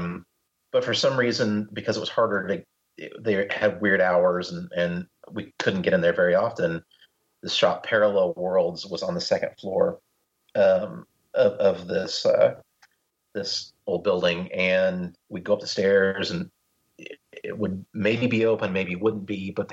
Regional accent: Missouri, United States; also born or lived in Anderson, Missouri; I live in Joplin, Missouri. It's a small town in the southwest corner of the state

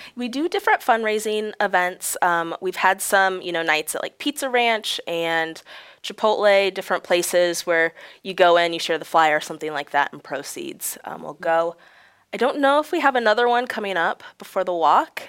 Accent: Galesburg, Illinois, United States; also born or lived in Peoria, Illinois; I grew up in Galesburg, Illinois, it's about forty minutes away from here

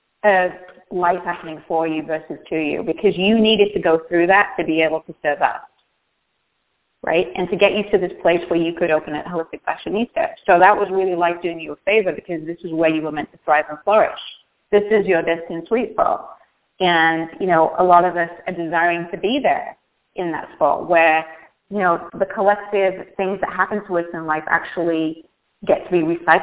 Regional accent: England, United Kingdom; When I grew up in Northern England in an industrial town in the middle of nowhere, and it was coal mining. Think of Detroit in England.

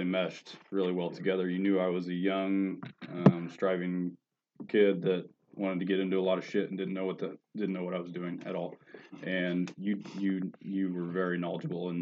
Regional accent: Mattoon, Illinois, United States; growing up in Mattoon

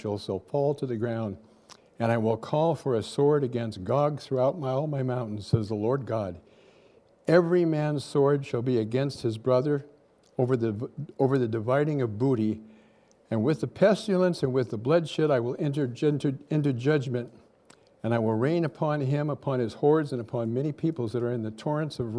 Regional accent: California, United States; moved away; I'm from California, so I'm a Californian

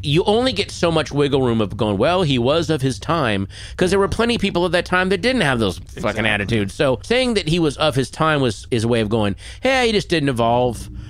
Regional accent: Virginia, United States; growing up in Virginia, there were those kind of lake recreation areas

